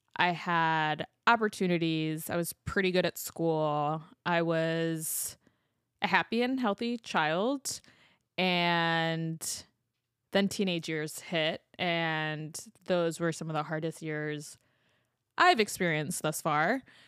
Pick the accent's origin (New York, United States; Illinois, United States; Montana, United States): Illinois, United States; Chicago; as a Chicagoan